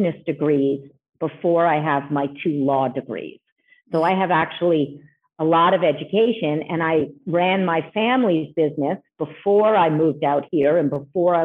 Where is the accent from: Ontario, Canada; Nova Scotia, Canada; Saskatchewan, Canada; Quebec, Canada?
Quebec, Canada; Montreal; moved away as an adult; now in United States; I've originally come from Montreal, Canada. So I'm Canadian, as well as being a U.S. citizen. I moved here in 1999